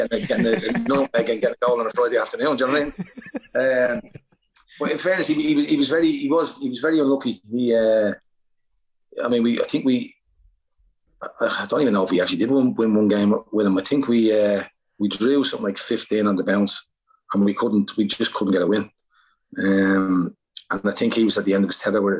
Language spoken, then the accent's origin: English; Ireland; moved away; I'm Irish